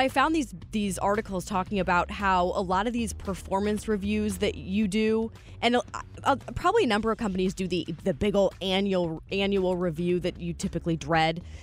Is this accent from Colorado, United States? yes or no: no; St. Louis, Missouri, United States; I'm from here. I mean, this is my hometown. I love Saint Louis